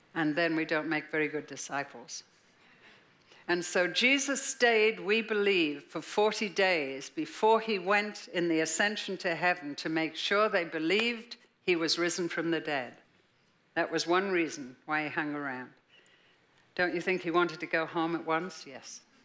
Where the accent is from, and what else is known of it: Liverpool, North West England, United Kingdom; born or raised there; moved away as an adult